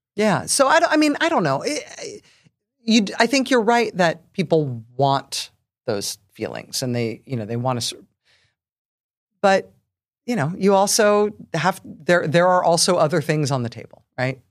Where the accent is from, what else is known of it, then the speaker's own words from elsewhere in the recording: San Francisco Bay Area, California, United States; I grew up in the San Francisco Bay Area